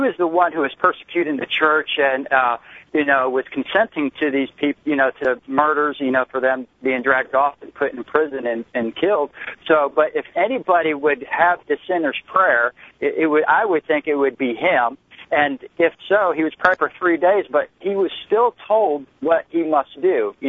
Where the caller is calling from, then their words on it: Florida, United States; I'm calling from Florida.